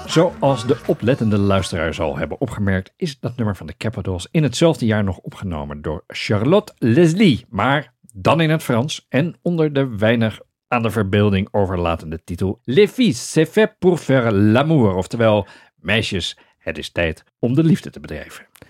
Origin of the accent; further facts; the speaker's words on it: Amsterdam, North Holland, Netherlands; wij als Amsterdammers